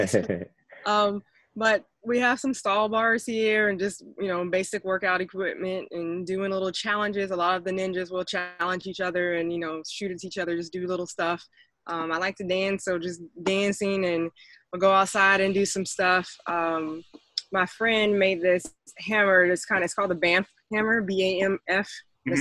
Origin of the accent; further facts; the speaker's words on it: Texas, United States; now in Atlanta, United States; I'm from Texas. I actually live in Atlanta, Georgia now.